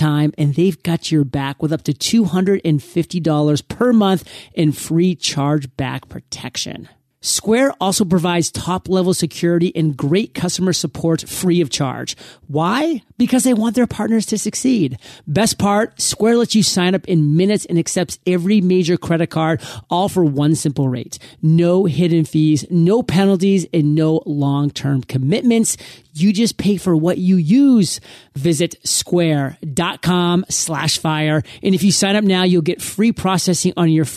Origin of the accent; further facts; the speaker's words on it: Maine, United States; I come from Maine. I wasn't necessarily exposed to the world.